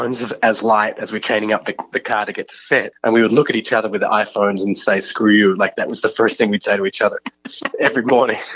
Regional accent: Australia; I'm Australian

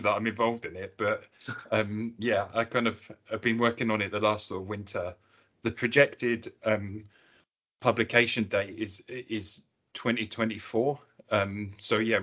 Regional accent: Cambridgeshire, East of England, United Kingdom; now in Shetland, United Kingdom; Growing up in Cambridgeshire, which is a landlocked county

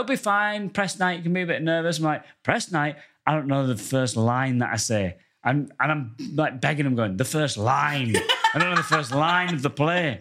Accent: Goole, Yorkshire and the Humber, United Kingdom; now in London, United Kingdom; I come from the northern town of Goole

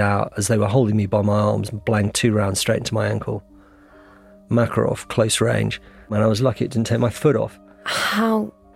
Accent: United Kingdom; I'm British journalist

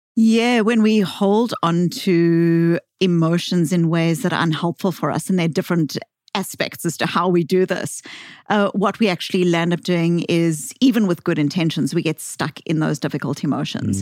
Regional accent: South Africa; accent: Bostonian; moved away; I grew up in South Africa

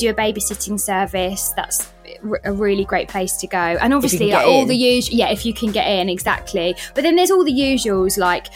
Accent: Portugal; moved away; I grew up in Portugal, so Portugal is really easy for us

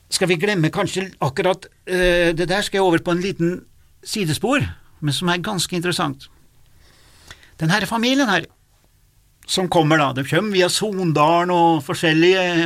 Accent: Stjørdal, Trøndelag, Norway; der jeg vokste opp òg

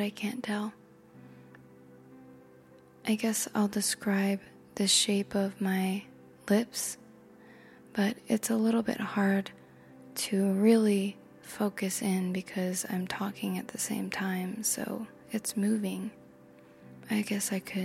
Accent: United States; I am American

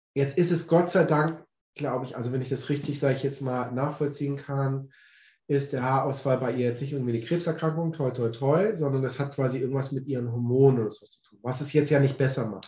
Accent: Swabia, Baden-Württemberg, Germany; now in Hamburg, Germany; ich komme mal aus Süddeutschland, aus dem Schwabeländle

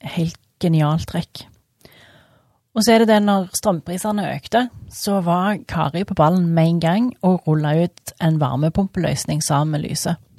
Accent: Jørpeland, Rogaland, Norway; also born or lived in Stavanger; Jeg er oppvokst på Jørpeland. Flytta til Stavanger da jeg var 19 år.

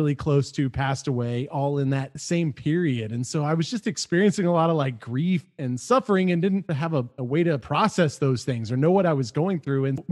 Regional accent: Amarillo, Texas, United States; I'm originally from Amarillo, Texas, which is a city in West

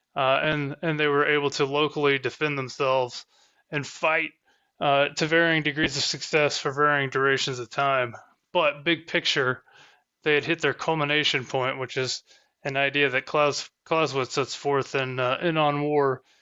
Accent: Southern Indiana, United States; accent: Southern Indiana English; I'm from Southern Indiana, and I speak Southern Indiana English

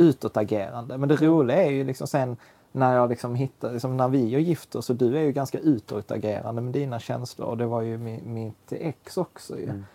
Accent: Sweden; vi är tio miljoner svenskar

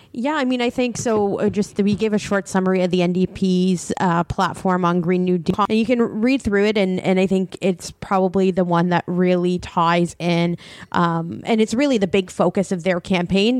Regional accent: Windsor, Ontario, Canada; I grew up in Windsor, Ontario

